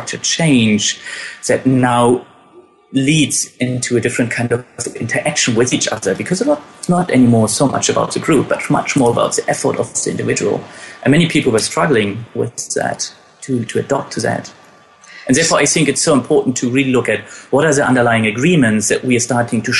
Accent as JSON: {"language": "English", "country": "Germany", "tie": "born or raised there"}